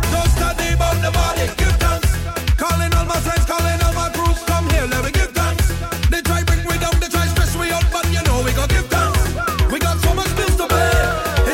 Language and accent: English; Toronto, Ontario, Canada; the whole Toronto, Canada team, my hometown